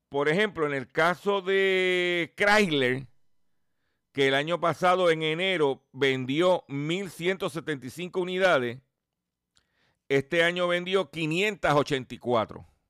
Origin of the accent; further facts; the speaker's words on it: Puerto Rico; Puerto Rico es parte de los, somos parte de los Estados Unidos